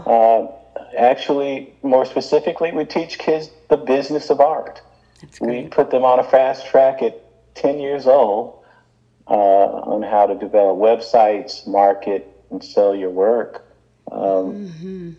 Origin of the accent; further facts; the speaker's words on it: Birmingham, Alabama, United States; growing up in Birmingham, they gave us what was called then an industrial education